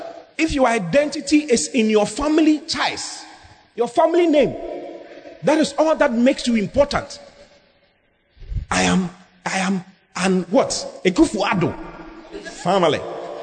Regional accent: Tamale, Northern Region, Ghana; I am from Tamale. I'm from Sabun Zongo.

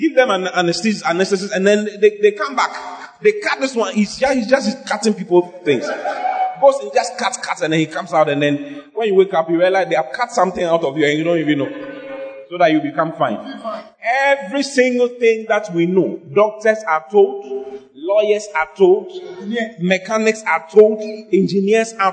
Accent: Accra, Greater Accra, Ghana; So if I'm born in Ghana. I was born in Dansoma

